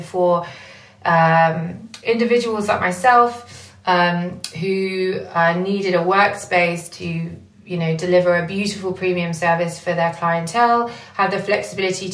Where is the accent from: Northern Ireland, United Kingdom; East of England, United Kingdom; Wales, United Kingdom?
East of England, United Kingdom; Essex; moved away as an adult; now in London, United Kingdom; I'm a hairdresser from Essex and who moved to London 5 years into her career